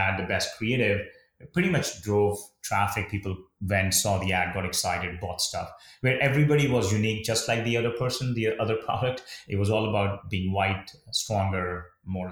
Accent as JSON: {"language": "English", "country": "India", "tie": "born or raised there", "moved": "yes", "said": "when I was young and a kid growing up in India"}